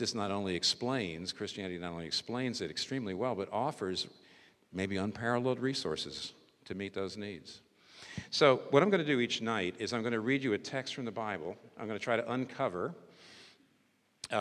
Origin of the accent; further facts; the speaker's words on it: United States; I'm American